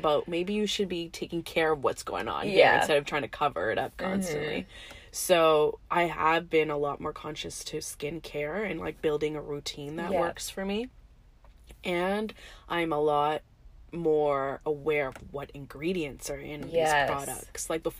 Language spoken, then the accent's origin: English; India; And I can say as an Indian, like most of us are raised thinking like fair is beautiful